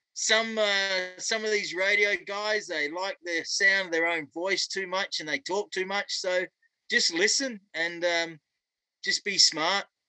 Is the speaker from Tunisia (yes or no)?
no; Australia; moved away as an adult; also born or lived in Vancouver, Canada; now in Edmonton, Canada; because I grew up up in Australia